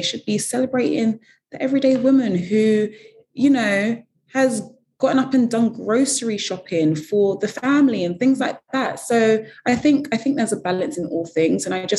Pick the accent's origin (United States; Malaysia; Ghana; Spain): Ghana; I mean, I'm from Ghana, so naturally Ghana is there.